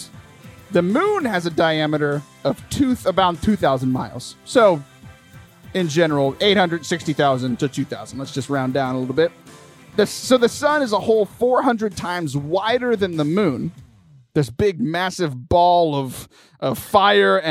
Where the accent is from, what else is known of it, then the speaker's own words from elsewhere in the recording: Lake Jackson, Texas, United States; I was Michael's youth minister back in my hometown of Lake Jackson